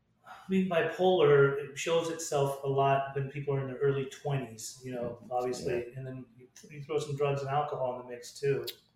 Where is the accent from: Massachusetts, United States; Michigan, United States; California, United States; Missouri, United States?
California, United States; Orange County, Los Angeles; I grew up in Orange County